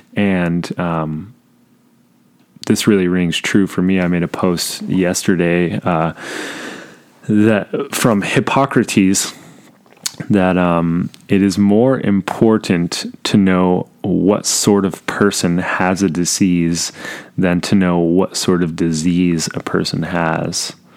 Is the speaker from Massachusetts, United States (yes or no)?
no; Southern California, United States; I was born in Southern California